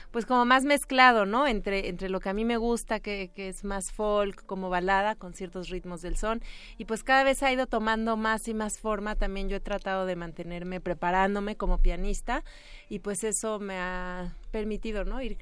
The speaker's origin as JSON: {"language": "Spanish", "region": "Veracruz", "country": "Mexico", "said": "Bueno, como ya lo mencionaba, soy de Veracruz eh, y bueno, pues este proyecto en realidad comenzó hace muchísimo tiempo"}